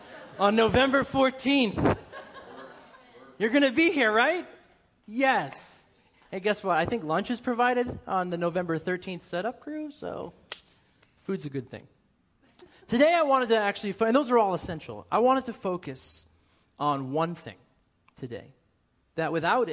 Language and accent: English; Boston, Massachusetts, United States; accent: Boston; so I have to work really hard to get rid of my Boston accent because it comes out real quick when I'm over there. I'm 5 minutes around my family.